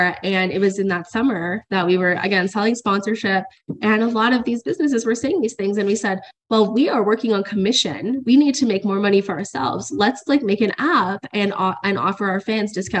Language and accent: English; Cornwall, Ontario, Canada; coming back to my hometown in Cornwall